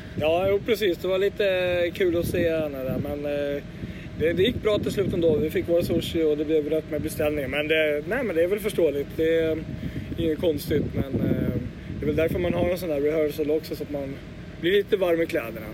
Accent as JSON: {"language": "Swedish", "town": "Åkersberga", "region": "Stockholm County", "country": "Sweden", "said": "en liten bit utanför Åkersberga. Det är mina hemtrakter"}